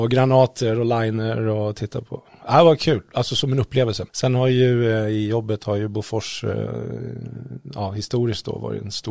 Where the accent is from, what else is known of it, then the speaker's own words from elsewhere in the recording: Västerås, Västmanland, Sweden; born there; also born or lived in Oskarshamn; jag är inte född i Karlskoga, jag är faktiskt född i Västerås och så har jag bott lite i Oskarshamn